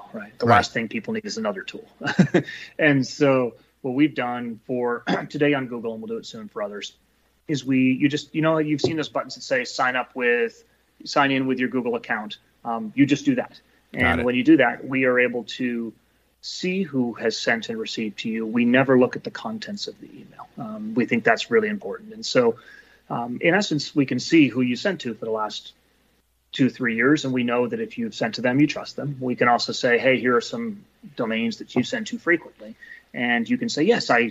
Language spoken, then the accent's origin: English; Bay Area, California, United States; also born or lived in New Jersey / New York / London / Eastern Europe; Bay Area, born and raised